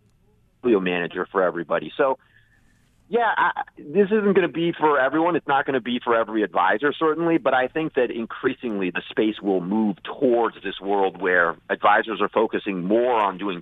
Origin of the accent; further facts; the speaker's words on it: Virginia, United States; I grew up in Virginia.